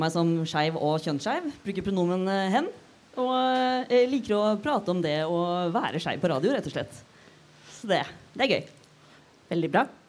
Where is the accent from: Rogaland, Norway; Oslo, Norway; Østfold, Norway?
Østfold, Norway; Fredrikstad; Jeg er 25 eh, år gammel, fra Fredrikstad